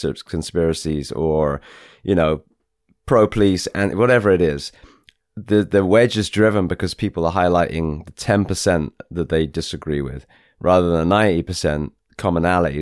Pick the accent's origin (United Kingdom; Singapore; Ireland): United Kingdom; England; moved away as an adult; now in United States; from England, so I'm English, but I've served the US for 20 years.